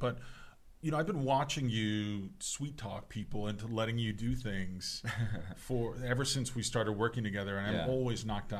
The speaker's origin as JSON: {"language": "English", "region": "New York", "country": "United States", "moved": "yes", "said": "I'm from New York originally, from the East Coast"}